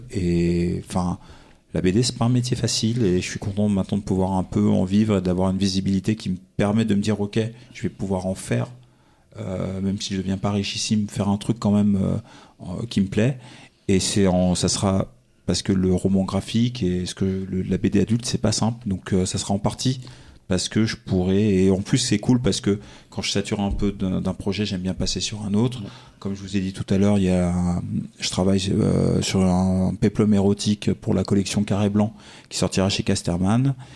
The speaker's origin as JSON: {"language": "French", "country": "Belgium", "said": "Nous, on est belges, hein"}